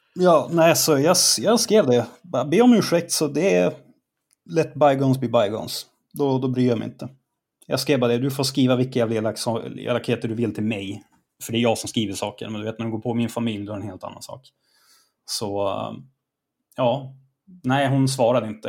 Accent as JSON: {"language": "Swedish", "region": "Norrland", "country": "Sweden", "said": "jag är norrlänning. Det är en del av min kultur"}